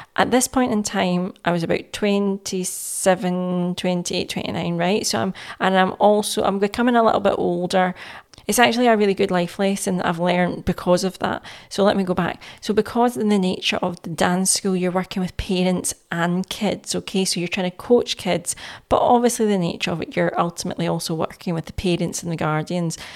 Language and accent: English; Glasgow, Scotland, United Kingdom; I was born and raised in Glasgow